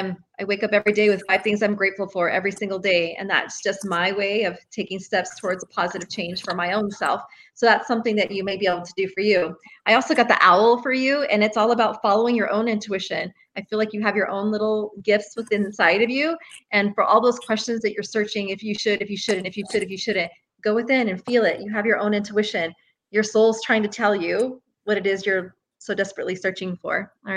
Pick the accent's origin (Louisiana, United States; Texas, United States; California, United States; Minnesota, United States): Texas, United States; I'm from Texas.